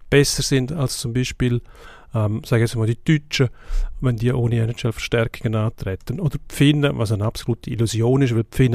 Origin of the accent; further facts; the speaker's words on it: Switzerland; man ist eigentlich als Schweizer nicht viel besser gewesen als die. Es hat so Wellenbewegungen gegeben. Einmal sind die besser gewesen, dann sind wir wieder besser gewesen